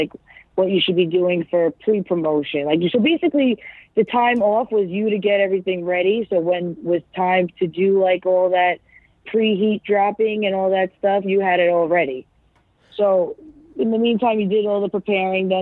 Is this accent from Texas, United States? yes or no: no; New York, United States; because I'm from New York